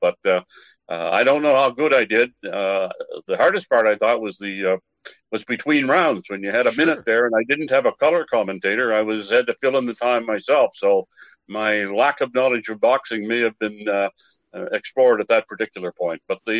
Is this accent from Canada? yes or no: yes; Campbellton, New Brunswick, Canada; moved away; In my hometown in New Brunswick.